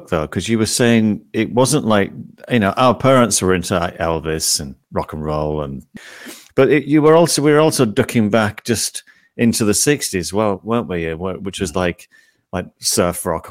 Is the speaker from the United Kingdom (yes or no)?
yes; St Helens, North West England, United Kingdom; I was from St. Helens